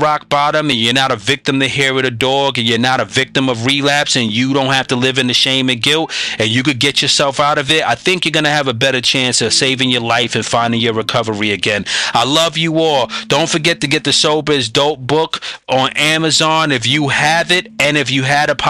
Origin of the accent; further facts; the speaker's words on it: New York, United States; I'm a New Yorker